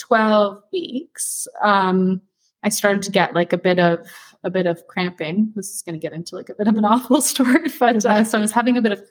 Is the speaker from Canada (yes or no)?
yes; Canada; moved away as an adult; also born or lived in Toronto / Ireland; now in Doha, Qatar; I'm Canadian